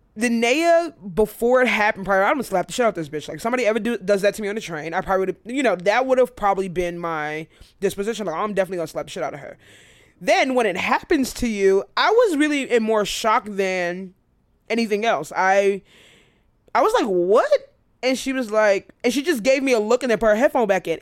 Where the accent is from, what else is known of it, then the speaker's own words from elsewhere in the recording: United States; America is what I know. I'm American.